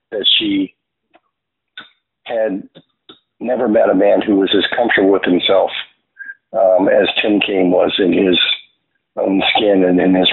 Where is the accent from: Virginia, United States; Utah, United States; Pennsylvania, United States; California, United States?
Virginia, United States; also born or lived in Stuttgart, Germany; I was born in Stuttgart, Germany, um, son of a military family, and so I traveled all over the United States. But my dad was stationed in Virginia seven times, so I hmm. always called Virginia home.